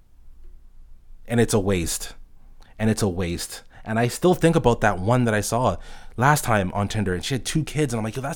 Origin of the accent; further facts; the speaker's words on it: Toronto, Ontario, Canada; I'm from Toronto, Canada